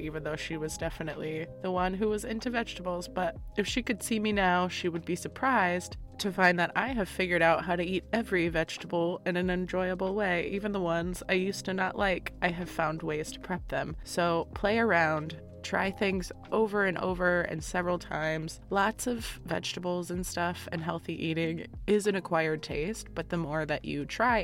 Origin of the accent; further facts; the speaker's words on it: Florida, United States; now in Midwest, United States; I'm from Florida and now I'm in the Midwest